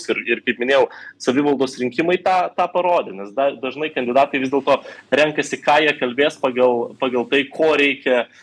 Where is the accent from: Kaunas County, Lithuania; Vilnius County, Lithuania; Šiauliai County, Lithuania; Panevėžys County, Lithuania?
Vilnius County, Lithuania; Vilnius; mano gimtasis miestas Vilnius